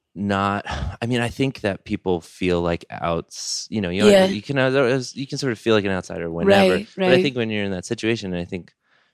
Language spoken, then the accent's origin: English; just south of Albany, New York, United States; I grew up just south of Albany.